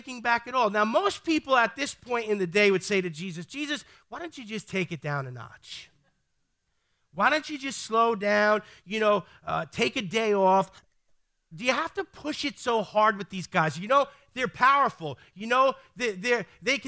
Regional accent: New York City, New York, United States; I'm from the Bronx

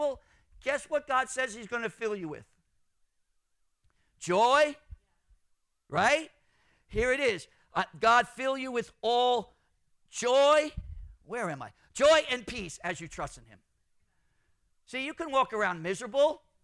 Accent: New York City, New York, United States; I'm from Brooklyn.

